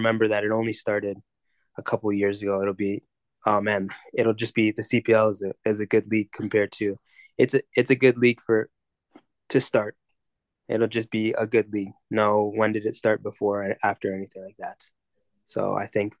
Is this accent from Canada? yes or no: yes; Mississauga, Ontario, Canada; growing up in Mississauga